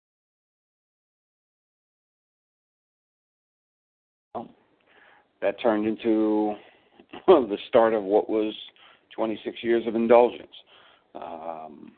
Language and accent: English; Long Island, New York, United States; also born or lived in Brooklyn; I grew up in Long Island